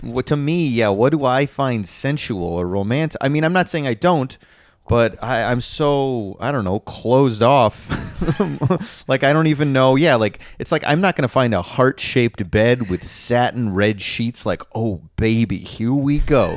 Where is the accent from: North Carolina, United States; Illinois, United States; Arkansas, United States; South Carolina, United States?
Illinois, United States; Chicago; moved away; growing up in Chicago, the Chicago area